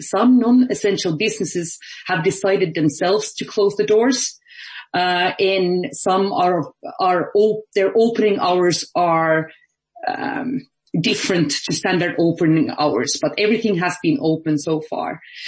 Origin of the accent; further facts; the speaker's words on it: Finland; moved away as an adult; now in Ireland; So I'm normally based in Ireland, but I actually got locked in my home country of Finland.